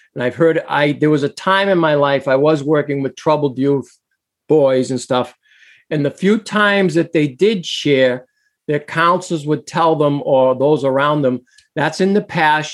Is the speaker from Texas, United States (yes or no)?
no; Boston, Massachusetts, United States; moved away; also born or lived in New Hampshire; I was born in Boston, but lived in Massachusetts, then moved to New Hampshire